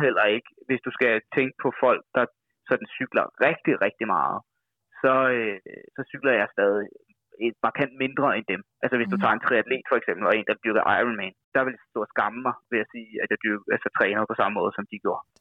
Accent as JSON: {"language": "Danish", "town": "Værløse", "region": "Capital Region of Denmark", "country": "Denmark", "tie": "born or raised there", "moved": "as an adult", "lives_now": "Copenhagen, Denmark", "said": "vokset op ude omkring, øh, Værløse, hedder det"}